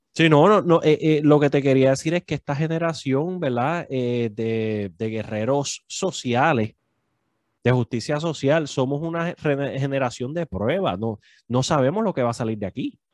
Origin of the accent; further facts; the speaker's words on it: Puerto Rico; now in New York, United States; nosotros como puertorriqueños